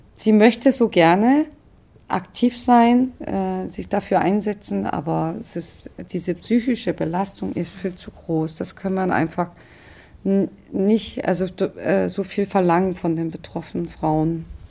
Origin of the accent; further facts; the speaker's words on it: South Korea; now in Germany; eine Koreanerin